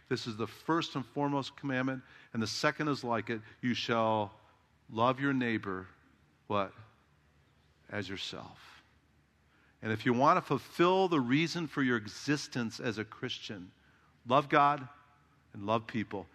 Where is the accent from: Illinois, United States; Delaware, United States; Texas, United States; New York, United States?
Illinois, United States; Chicago; I grew up in Chicago